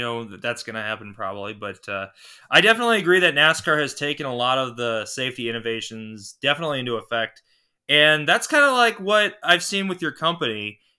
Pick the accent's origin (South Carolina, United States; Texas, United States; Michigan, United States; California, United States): Michigan, United States; Southwest; I am from Michigan as well, Southwest Michigan to be exact.